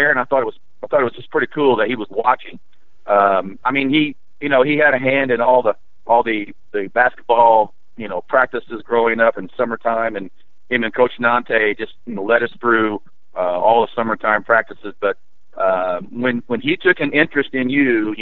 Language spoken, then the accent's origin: English; Loogootee, Indiana, United States; I was born right here in Lagodi